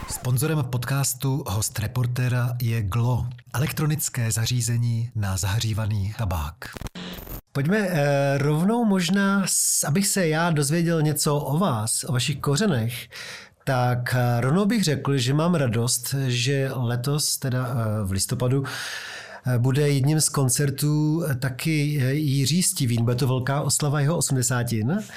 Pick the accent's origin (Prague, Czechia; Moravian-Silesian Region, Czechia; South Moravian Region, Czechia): Prague, Czechia; Jsem Pražák.